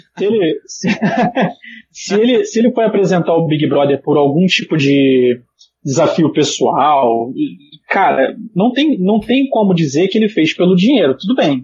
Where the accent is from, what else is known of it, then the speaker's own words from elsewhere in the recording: Brazil; como brasileiro